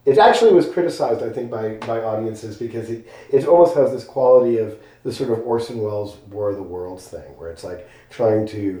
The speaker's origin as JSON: {"language": "English", "town": "Los Angeles", "region": "California", "country": "United States", "moved": "as an adult", "lives_now": "Marfa, United States", "said": "I am from Los Angeles"}